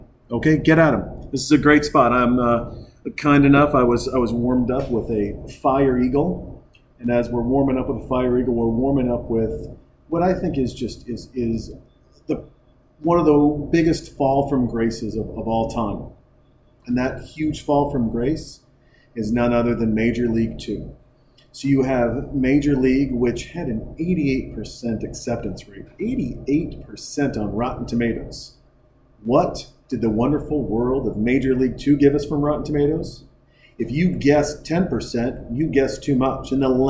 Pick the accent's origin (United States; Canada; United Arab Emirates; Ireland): Canada; she will sometimes ask me, she's like, I'm sorry, am I talking to a real Canadian? I'm like, that's my accent.